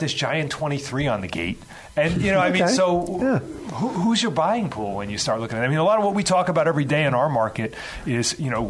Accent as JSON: {"language": "English", "town": "Chicago", "region": "Illinois", "country": "United States", "tie": "born or raised there", "said": "I grew up in the Chicagoland area"}